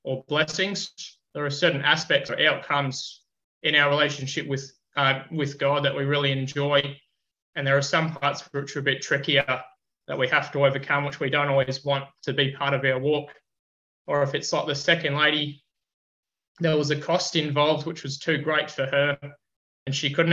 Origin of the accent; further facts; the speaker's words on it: Queensland, Australia; welcomed as a Queenslander